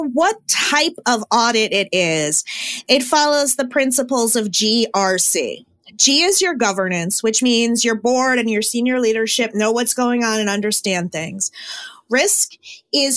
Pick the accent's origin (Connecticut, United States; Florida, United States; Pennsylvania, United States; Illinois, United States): Connecticut, United States; I'm from Connecticut.